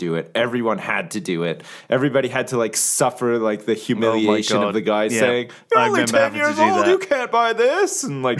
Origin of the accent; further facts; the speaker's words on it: Canada; I grew up in Canada